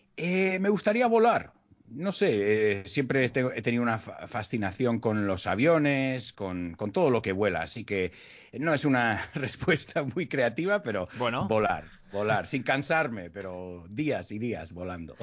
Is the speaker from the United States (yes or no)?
yes; United States; Spanish is a second language; moved away as an adult; now in Madrid, Spain; yo me crié en Estados Unidos